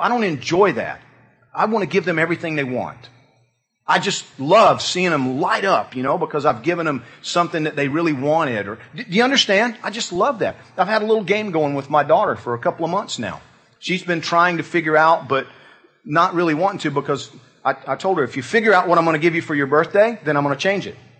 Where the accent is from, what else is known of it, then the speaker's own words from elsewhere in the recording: Georgia, United States; moved away; I'm from Georgia.